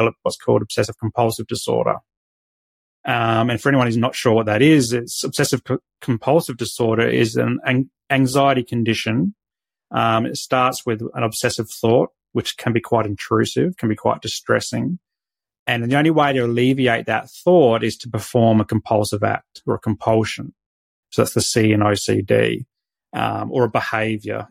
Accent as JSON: {"language": "English", "town": "Adelaide", "region": "South Australia", "country": "Australia", "tie": "born or raised there", "moved": "yes", "lives_now": "Sunshine Coast, Australia", "said": "I was born in Adelaide"}